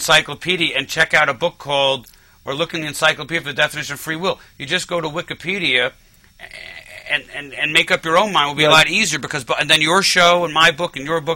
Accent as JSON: {"language": "English", "town": "New York City", "region": "New York", "country": "United States", "tie": "born or raised there", "said": "Manhattan, because I grew up in Manhattan"}